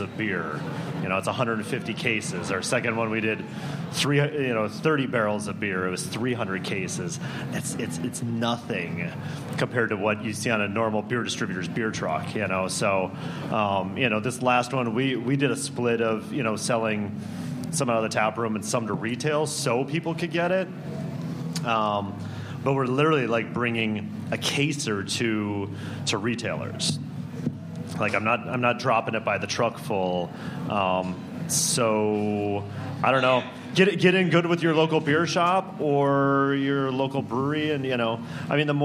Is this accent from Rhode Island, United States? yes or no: no; Minneapolis, Minnesota, United States; moved away; I'm from Minneapolis originally.